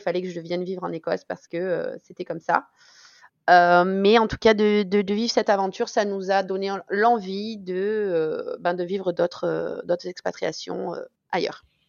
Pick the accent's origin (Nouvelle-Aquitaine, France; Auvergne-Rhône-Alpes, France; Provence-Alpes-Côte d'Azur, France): Auvergne-Rhône-Alpes, France; South Ardèche; moved away as an adult; now in Scotland; on est originaire à la base du Sud Ardèche